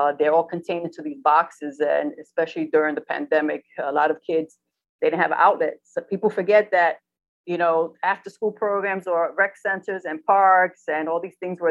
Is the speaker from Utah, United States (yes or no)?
no; New York City, New York, United States; I'm from the Bronx, man. I was born in the Bronx